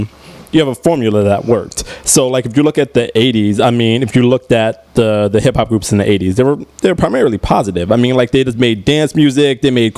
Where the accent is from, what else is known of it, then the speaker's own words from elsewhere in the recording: Mount Kisco, New York, United States; I'm a very different person than somebody who grew up in the Bronx. I grew up in Mount Kisco.